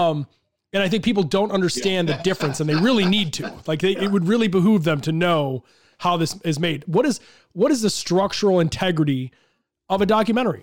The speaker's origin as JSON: {"language": "English", "town": "Chicago", "region": "Illinois", "country": "United States", "said": "I'm from Chicago, live in Chicago. So, was there for the Jordan days."}